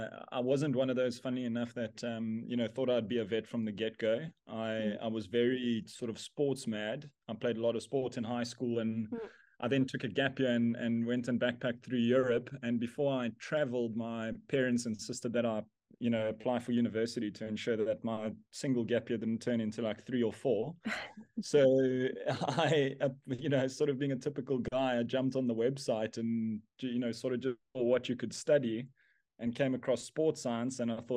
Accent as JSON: {"language": "English", "country": "South Africa", "tie": "born or raised there", "said": "Yes, I grew up here in South Africa in a small town called Bridgestrom, which no one will know on a map anyway."}